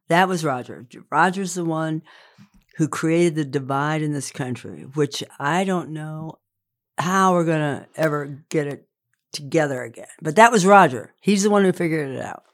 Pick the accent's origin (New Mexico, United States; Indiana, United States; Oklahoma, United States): Indiana, United States; I'm from Indiana